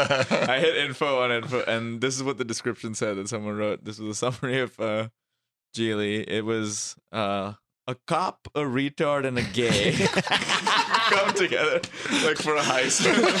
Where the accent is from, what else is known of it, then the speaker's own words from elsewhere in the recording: Mumbai, Maharashtra, India; moved away; I grew up in India.